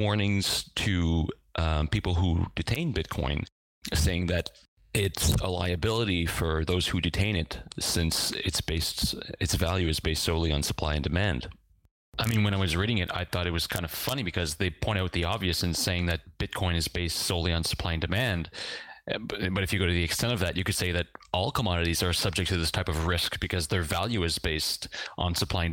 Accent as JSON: {"language": "English", "region": "Eastern Canada", "country": "Canada", "tie": "born or raised there", "moved": "as an adult", "lives_now": "Lille, France", "said": "I was born in Eastern Canada, where I lived until I was in my early 20s"}